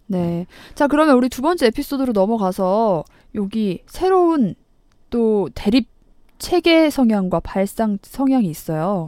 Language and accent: Korean; Chungcheong, South Korea; 제가 충청도인데 우리 충청도에서 이런 사투리 안 쓰거든요.